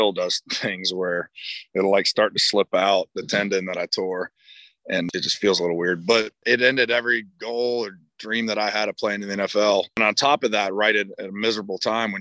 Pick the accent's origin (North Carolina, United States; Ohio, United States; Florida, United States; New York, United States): Florida, United States; I grew up in Florida, I was pulling for two teams